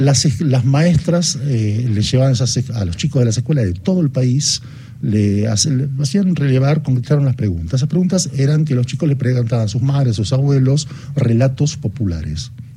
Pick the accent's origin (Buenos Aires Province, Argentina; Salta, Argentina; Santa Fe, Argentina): Buenos Aires Province, Argentina; Bahía Blanca; moved away; mis pagos allá en, en, los pagos de Bahía Blanca